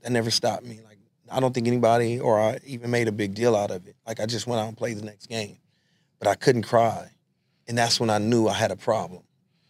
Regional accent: Los Angeles, California, United States; I went to Trinity Street Elementary School. I grew up on San Pedro and King Boulevards in L.A. That was my area, and Trinity was right there.

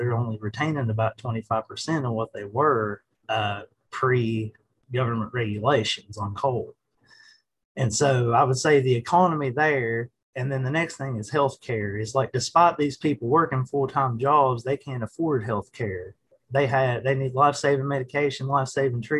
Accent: Southwest Virginia, United States; moved away as an adult; now in Elkins, United States; I'm originally from Southwest Virginia

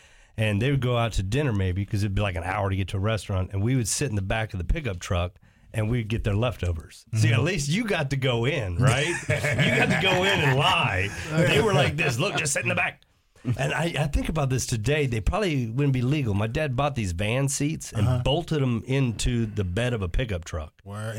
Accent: the Ozarks, United States; I was born and raised in the Ozarks.

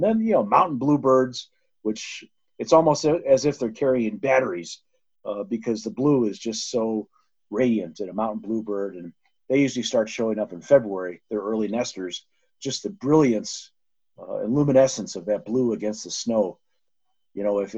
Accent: Colorado, United States; my home state of Colorado

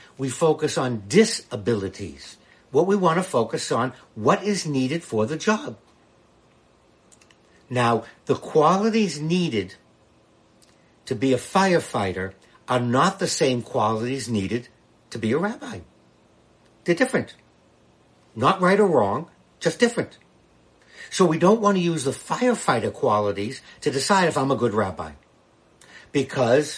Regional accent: Boston, Massachusetts, United States; now in Washington, D.C., United States; I'm a Bostonian, born and brought up in Massachusetts, but now I live here in the nation's capital.

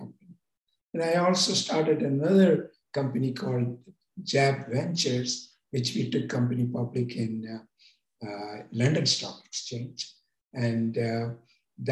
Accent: India; moved away as an adult; now in California, United States; I came to America from India as a student to California Institute of Technology

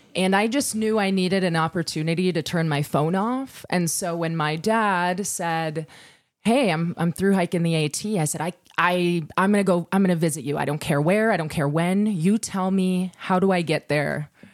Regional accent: Wisconsin, United States; we're from Wisconsin, different dialects.

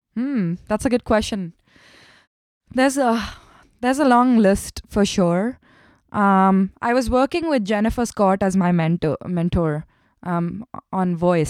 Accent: Mumbai, Maharashtra, India; English is a second language; moved away as an adult; also born or lived in Kerala, India / Chennai, India; grew up in Mumbai. I was born in the south of India in Kerala, but I, I, I grew up in Mumbai and I did my schooling and everything there

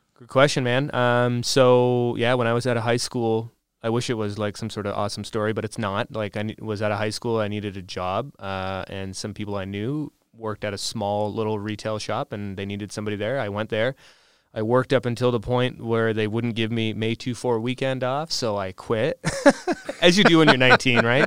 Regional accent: Windsor, Ontario, Canada; I'm originally from the Windsor area

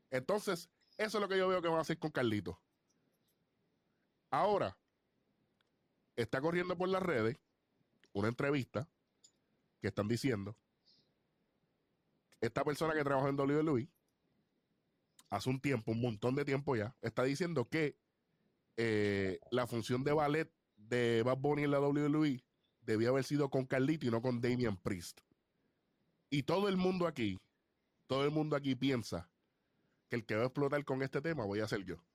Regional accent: Puerto Rico; Y no es porque somos puertorriqueños.

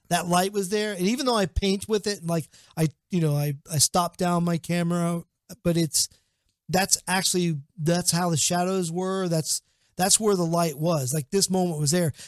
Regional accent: Portsmouth, Ohio, United States; Portsmouth, Ohio. It's my hometown.

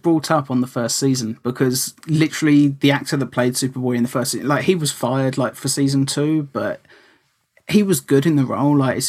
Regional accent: United Kingdom; that is sacrilege as a British person to say that I prefer the American version.

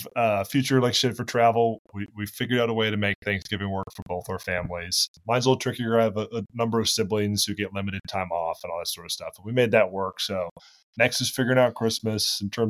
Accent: Boston, Massachusetts, United States; now in Charlotte, United States; I grew up in Boston. I went to school in South Carolina, and then now I live in Charlotte.

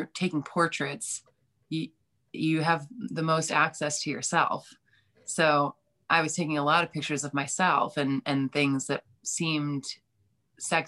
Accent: East Coast, United States; moved away as an adult; now in Chicago, United States; I'm from the East Coast

